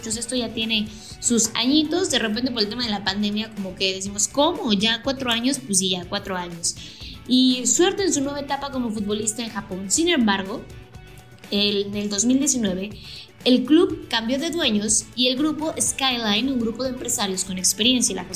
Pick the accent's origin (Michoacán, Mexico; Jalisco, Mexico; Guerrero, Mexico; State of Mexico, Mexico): State of Mexico, Mexico; Yo que soy de del Estado de México, a lo mejor imagínate tener acciones en el Club Toluca, el club al que le vas